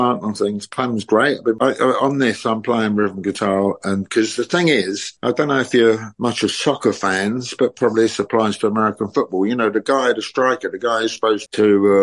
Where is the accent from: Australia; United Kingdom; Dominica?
United Kingdom; London; accent: Cockney; I'm a pretty born and bred Londoner. I'm even a Cockney